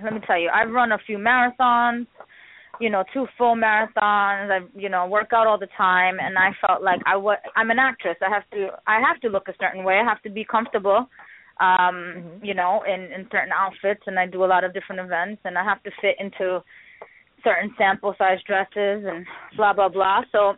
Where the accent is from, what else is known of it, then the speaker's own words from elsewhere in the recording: India; I'm Indian, and many Indians are known for, you know, not having big booties.